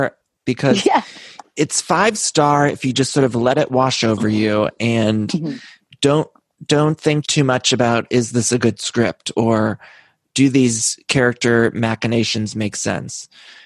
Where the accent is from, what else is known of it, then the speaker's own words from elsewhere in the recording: Ohio, United States; Growing up in Ohio